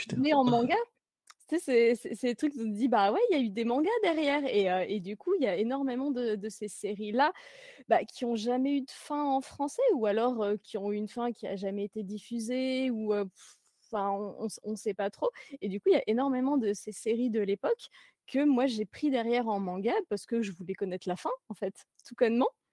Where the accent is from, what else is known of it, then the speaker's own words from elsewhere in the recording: Jura, Bourgogne-Franche-Comté, France; j'habite dans, dans, la montagne de la Jura